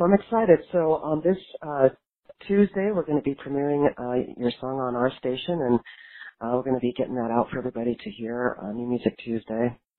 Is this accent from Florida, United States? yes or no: no; Los Angeles, California, United States; I'm from Los Angeles, and I'm, you know, also spent a lot of time in Miami and Austin and all of those places